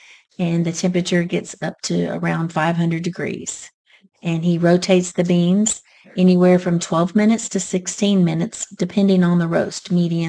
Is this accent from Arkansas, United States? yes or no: no; Marshall, Texas, United States; also born or lived in Nacogdoches, Texas; I am from this area. I am from Marshall, which is about 15 minutes from here.